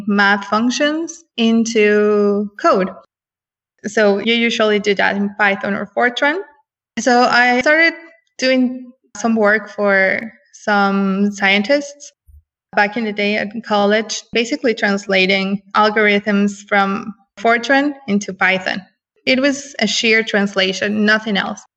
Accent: Mexico City, Mexico; now in San Francisco, United States; I was born and raised in Mexico City. I work in San Francisco right now.

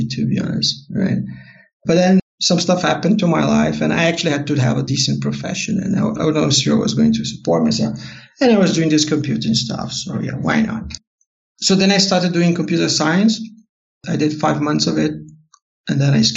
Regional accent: Porto Alegre, Rio Grande do Sul, Brazil; English is a second language; I'm from Porto Alegre

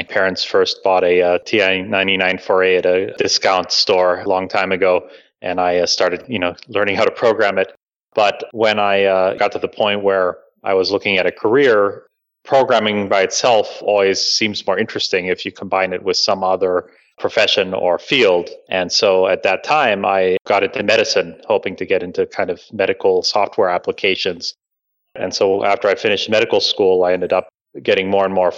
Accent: Bradenton, Florida, United States; I grew up in Florida, in kind of a backwater area in Bradenton, Florida.

